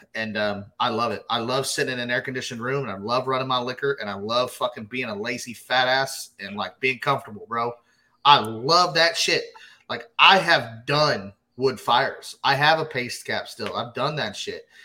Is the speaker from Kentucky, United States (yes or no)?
no; Glen Rose, Texas, United States; now in Fort Worth, United States; that's that's my hometown essentially. I mean, that's that's where I grew up